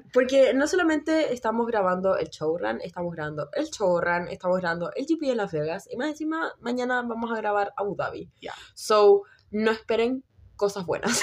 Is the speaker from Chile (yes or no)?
yes; Puerto Montt, Los Lagos, Chile; moved away; como la ciudad en la que no sé si vivo, ah, pero de donde soy oriunda